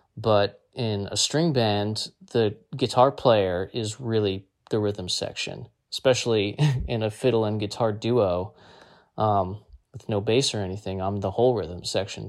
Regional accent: Nutley, New Jersey, United States; born or raised there

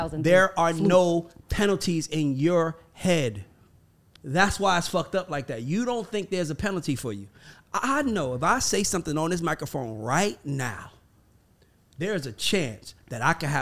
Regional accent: Atlanta, Georgia, United States; well, I'm from Atlanta.

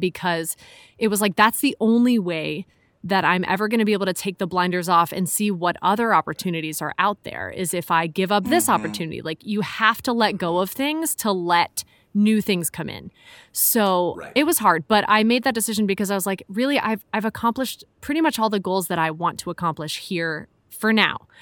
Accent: Chicago, Illinois, United States; moved away as an adult; also born or lived in Philadelphia / Hong Kong; I'm from Chicago originally, but I moved out to Philly for school.

